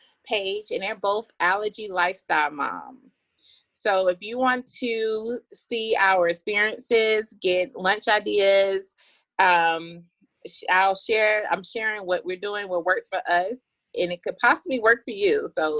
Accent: Atlanta, Georgia, United States; And I am from Atlanta, Georgia.

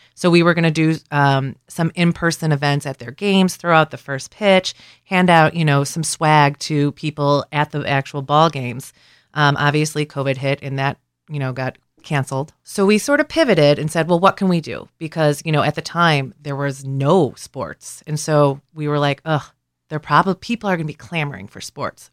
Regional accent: Cleveland, Ohio, United States; moved away as an adult; now in Columbus, United States; I'm originally from Cleveland. I came to Columbus for my job with the Ohio Laborers about eleven years ago

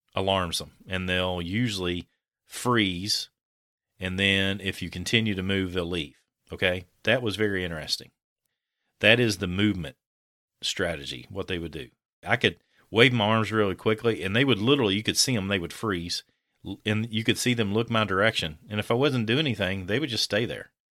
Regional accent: Kentucky, United States; I'm from a different part of Kentucky

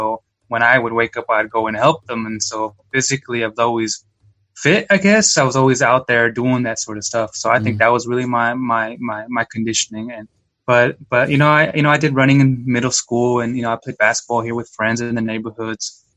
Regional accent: Yakima, Washington, United States; I was born and raised in Yakima, Washington, to immigrant parents

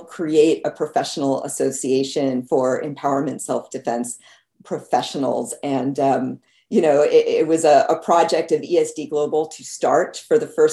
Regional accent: New Jersey, United States; also born or lived in Los Angeles, California / California; now in North Carolina, United States; I was born in LA, in Los Angeles, in the United States, but I grew up in New Jersey

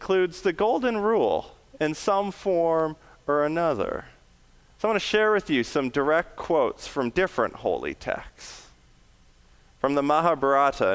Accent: Western Canada, British Columbia, Canada; Tsleil Waututh Nation, which is just outside my hometown in Western Canada.

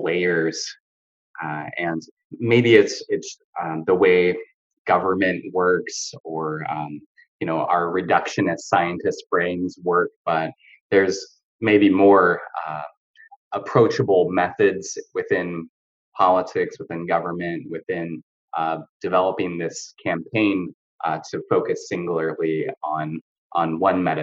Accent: a suburb of Seattle, Washington, United States; also born or lived in Salt Lake City, Utah; now in California, United States; I grew up in Washington State in a suburb of Seattle.

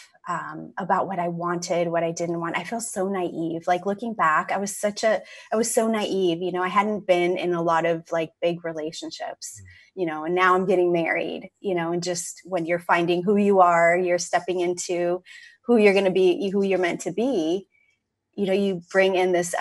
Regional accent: California, United States; moved away as an adult; also born or lived in Seattle; I moved from California, where I grew up to Seattle

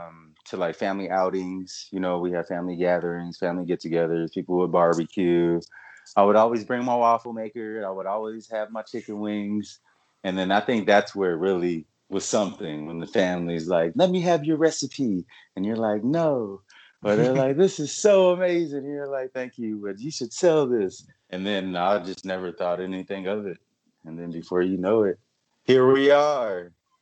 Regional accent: San Bernardino, California, United States; moved away as an adult; also born or lived in Arizona; now in Utah, United States; I am a representative of California, San Bernardino, which we consider the IE, the England Empire.

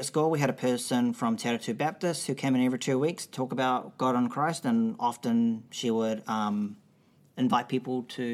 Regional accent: Auckland, New Zealand; I was born in Auckland, New Zealand.

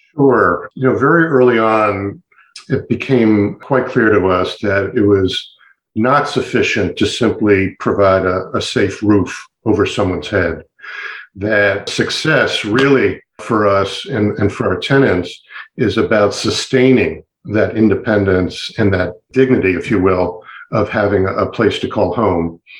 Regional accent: Montgomery County, Maryland, United States; I had the privilege of growing up in Montgomery County

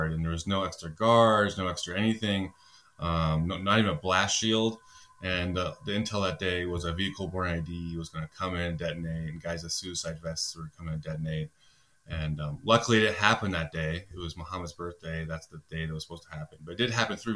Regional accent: Nebraska, United States; moved away as an adult; now in Peruvian Amazon, Peru; I came from from Nebraska, so, you know, cornfields and football

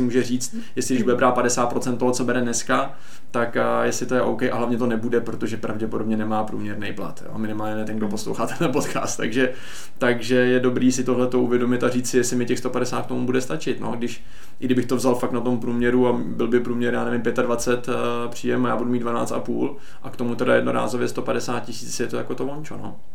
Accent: Czechia; my do jisté míry jako Češi jsme dost omezení

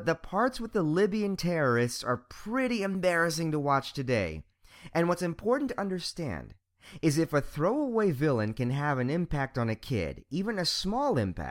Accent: Montgomery County, Maryland, United States; I was born and raised here, in the affluent and relatively racially diverse region of the DC metro area, Montgomery County, Maryland

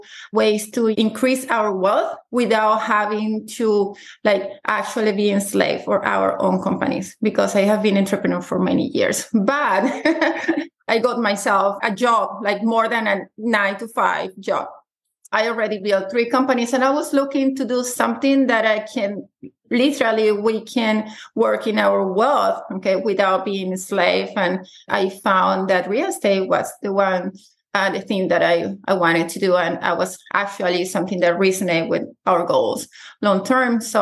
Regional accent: Venezuela; moved away as an adult; now in United States; I'm originally from Venezuela.

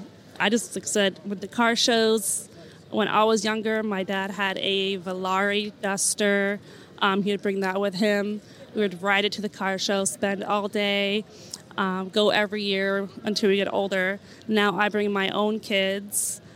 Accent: Shelton, United States; I'm from Shelton.

